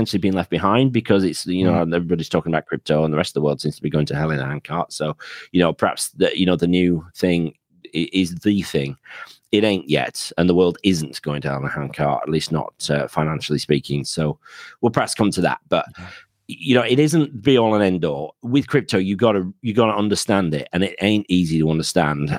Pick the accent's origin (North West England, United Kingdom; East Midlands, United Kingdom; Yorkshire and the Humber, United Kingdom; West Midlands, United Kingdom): Yorkshire and the Humber, United Kingdom; now in Penzance, United Kingdom; my accent is from somewhere north of that. So I'm a Yorkshireman originally, but married a Cornish girl, so that's why I ended up down in Penzance.